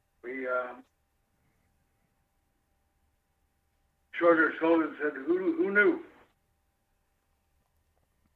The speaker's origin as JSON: {"language": "English", "town": "Kansas City", "region": "Kansas", "country": "United States", "tie": "born or raised there", "also_born_or_lived": "Chicago", "moved": "yes", "said": "I come from Kansas City, Kansas."}